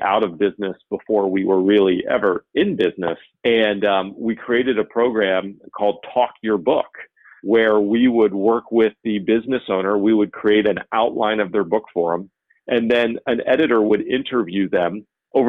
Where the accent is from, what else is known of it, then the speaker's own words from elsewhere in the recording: right outside of Orlando, Florida, United States; I grew up right outside of Orlando